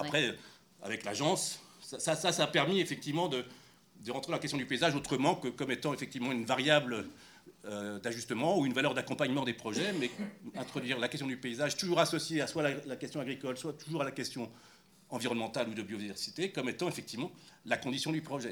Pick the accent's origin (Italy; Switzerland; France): France; Paris, Île-de-France; moved away as an adult; now in Marcoussis, France; je suis parisien depuis le XVIe siècle et on habitait en banlieue